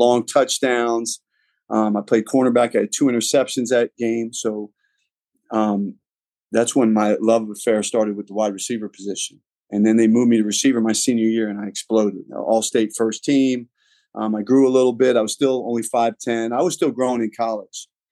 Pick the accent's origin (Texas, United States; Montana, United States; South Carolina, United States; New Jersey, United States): New Jersey, United States; Hillsborough; moved away as an adult; also born or lived in New York / Arizona; I grew up in Hillsborough, New Jersey.